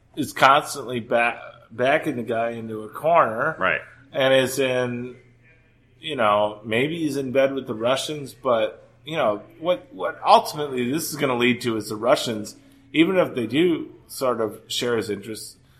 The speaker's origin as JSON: {"language": "English", "town": "Green Bay", "region": "Wisconsin", "country": "United States", "said": "I'm from Green Bay."}